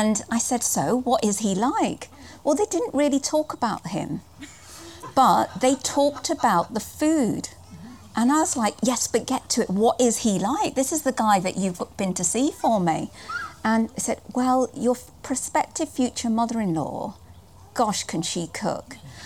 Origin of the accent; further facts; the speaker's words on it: Nottingham, East Midlands, United Kingdom; also born or lived in Hounslow / Hayes / Southall / Slough; now in Chilterns, United Kingdom; I was raised in Nottingham, and then I moved to Hounslow.